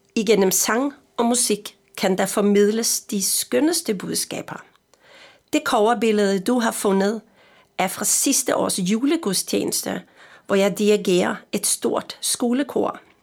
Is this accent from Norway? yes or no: yes; Østfold, Norway; Danish is a second language; also born or lived in Frederiksberg, Denmark; now in Denmark; Jeg er jo nordmand